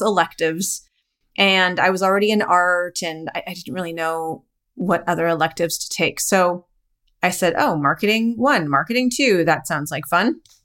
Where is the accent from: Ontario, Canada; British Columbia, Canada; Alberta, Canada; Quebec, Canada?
Alberta, Canada; Calgary; So I am Canadian. I was born and raised in Calgary, Alberta, which is near the Rocky Mountains